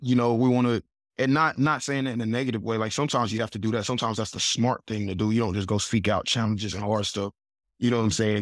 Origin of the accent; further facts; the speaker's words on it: Huntsville, Alabama, United States; I'm from Huntsville, Alabama, my mom and dad, my, my mom's from Huntsville, my dad's from Georgia, I got one sister, and, you know, we just grew up